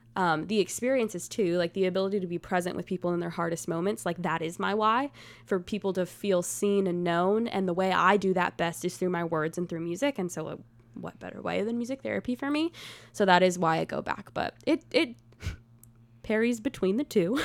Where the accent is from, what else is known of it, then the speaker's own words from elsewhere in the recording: Gladeville, Tennessee, United States; also born or lived in Mount Juliet, Tennessee; I'm from a tiny town called Gladeville, Tennessee